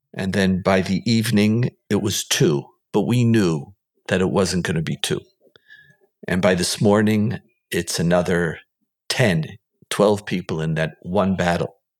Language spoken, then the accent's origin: English; Israel; we grew up here in Israel